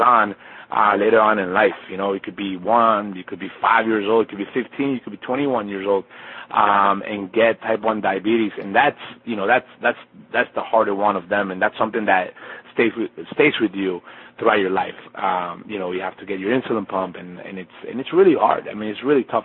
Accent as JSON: {"language": "English", "country": "Colombia", "tie": "born or raised there", "moved": "yes", "said": "being half Colombian, I was born in Colombia, in Colombia"}